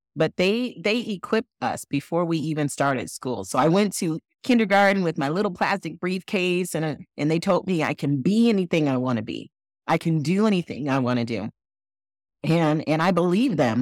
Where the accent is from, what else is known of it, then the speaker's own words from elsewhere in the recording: Flint, Michigan, United States; I was born in Flint, Michigan, and my parents raised both my brother